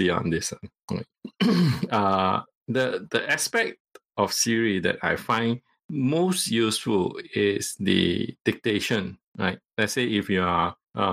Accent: Malaysia; first language Cantonese; English is a second language; I am a Malaysian, and I'm from the ethnic Chinese Malaysian. Right? And my mother tongue is Cantonese

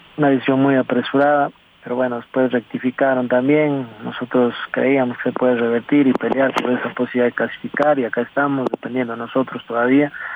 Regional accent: Ecuador; como ecuatoriano

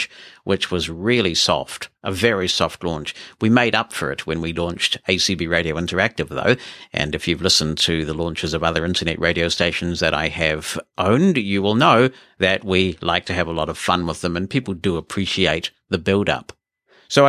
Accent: Auckland, New Zealand; I grew up in Auckland, New Zealand's largest city

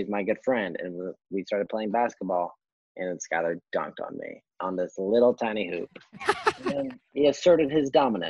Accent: Nebraska, United States; also born or lived in Kearney, Nebraska; I moved from Kearney in fifth grade and went to Norris.

